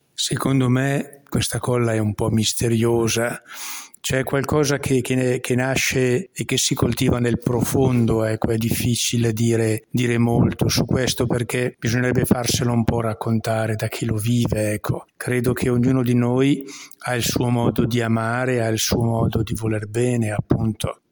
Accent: Lissone, Lombardy, Italy; il mio paese è veramente un piccolo paese, anzi è una frazione di un paese molto più grande che è Lissone

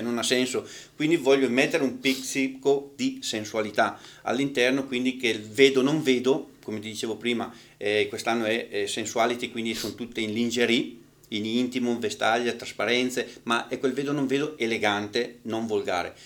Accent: northern Italy, Italy; al nord siamo un attimino più

